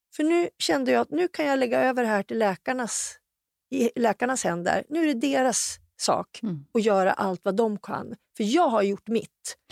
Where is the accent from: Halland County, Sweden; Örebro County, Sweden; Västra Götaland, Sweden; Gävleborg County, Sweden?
Gävleborg County, Sweden; Hudiksvall; hemma i Hudik